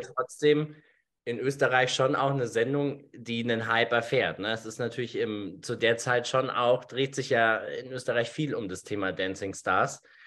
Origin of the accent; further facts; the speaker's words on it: Germany; bei uns in Deutschland